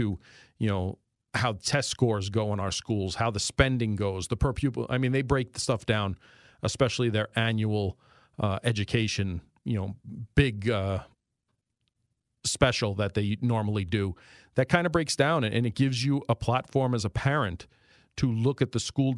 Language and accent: English; New York, United States; accent: New York; moved away as an adult; also born or lived in D.C. Annapolis area; now in Northeast Pennsylvania, United States; I've lived here 20 years. And a lot of you guys still harass me about my New York accent